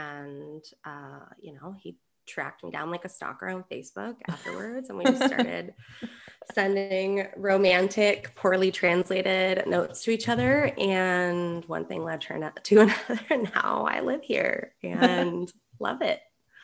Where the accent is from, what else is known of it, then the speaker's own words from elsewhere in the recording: Sparks, Nevada, United States; moved away as an adult; now in Spain; I am from Sparks, Nevada.